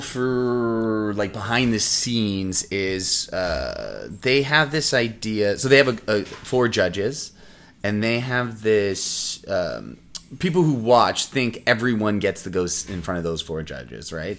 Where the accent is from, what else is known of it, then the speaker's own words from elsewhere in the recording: Windsor, Ontario, Canada; moved away as an adult; now in Toronto, Canada; I'm originally from Windsor, Ontario